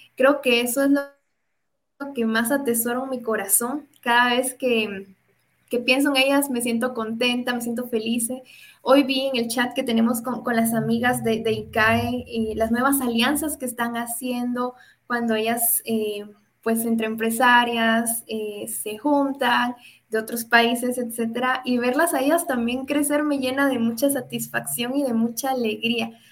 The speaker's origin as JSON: {"language": "Spanish", "country": "Guatemala", "said": "Y en algún momento pensé en migrar y quedarme en otro país pero recapacito, reacciono y me doy cuenta que las oportunidades las puedo construir en mi país"}